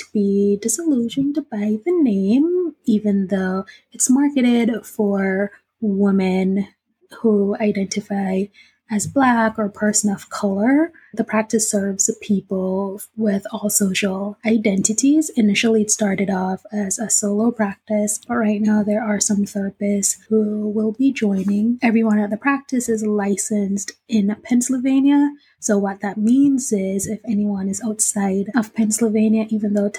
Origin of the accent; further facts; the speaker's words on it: Jamaica; now in Philadelphia, United States; As a Jamaican, our school system isn't structured like elementary, middle, high